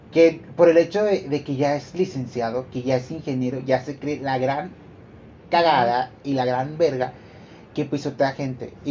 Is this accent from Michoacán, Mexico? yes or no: no; General Escobedo, Nuevo León, Mexico; donde vivimos eh, yo y mi prima Karen, por, acá, este... somos de Escobedo